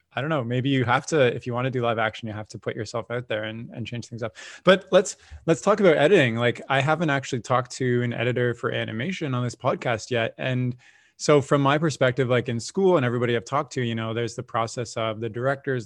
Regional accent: Canada; I'm a Canadian

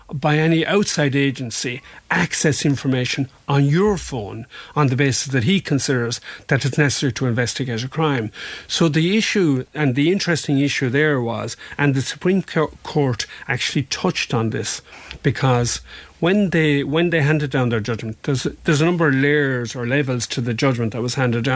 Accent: Ireland; a national being an Irish court, because obviously we're part of the EU, we still are anyway, but we're part of the EU

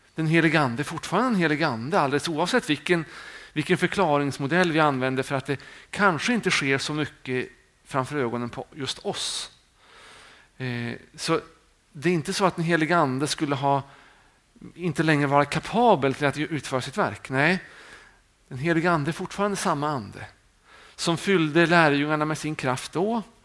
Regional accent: Sweden; vi är många svenskar

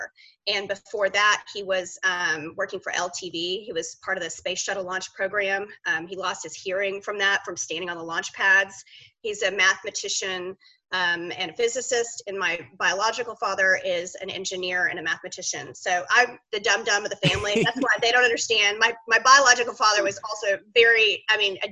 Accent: Dallas, Texas, United States; I'm from Dallas originally. I'm the only cast member on Real Housewives born and raised in Dallas, fifth generation Texan.

